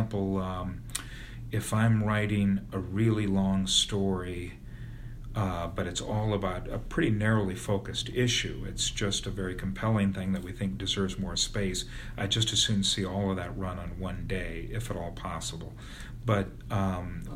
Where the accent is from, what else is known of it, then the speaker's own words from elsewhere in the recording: Bettendorf, Iowa, United States; now in Des Moines, United States; got a job as a reporter at my hometown paper, the Bettendorf News